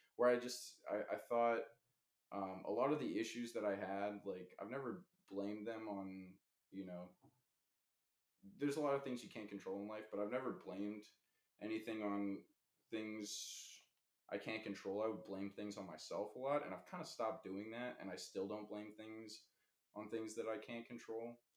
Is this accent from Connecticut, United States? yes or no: no; Los Angeles, California, United States; also born or lived in Washington; I moved from Washington to Los Angeles, back to Los Angeles where I'm from.